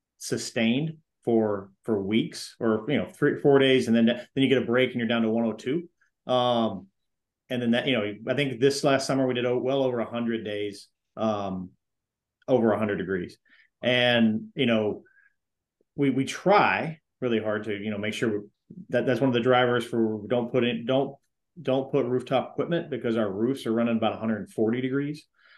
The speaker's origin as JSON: {"language": "English", "region": "Florida", "country": "United States", "lives_now": "Dallas, United States", "said": "I came from Florida and I thought I knew what hot and wet felt like until I got to Dallas."}